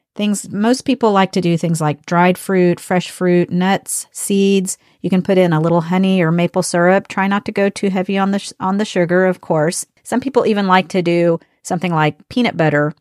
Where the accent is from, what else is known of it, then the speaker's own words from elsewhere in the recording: United States; I'm from the United States.